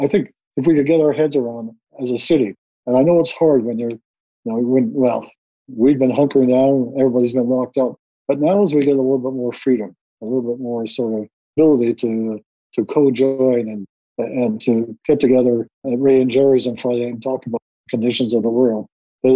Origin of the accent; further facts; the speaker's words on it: Winnipeg, Manitoba, Canada; growing up in North Winnipeg